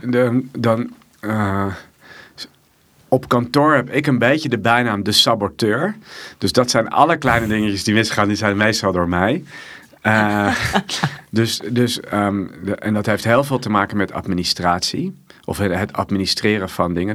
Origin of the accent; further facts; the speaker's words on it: Amsterdam, North Holland, Netherlands; ik kom uit Amsterdam